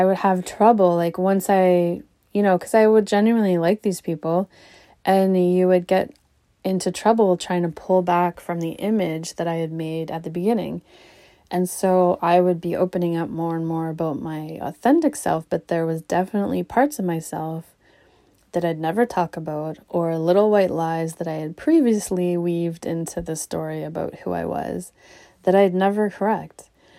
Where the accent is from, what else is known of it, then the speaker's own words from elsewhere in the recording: Charlottetown, Prince Edward Island, Canada; also born or lived in Alberta; I was born in Alberta. We lived in a bunch of different towns in Alberta. And then we moved east. And so eventually, by the time I left for university, we lived in Charlottetown, Prince Edward Island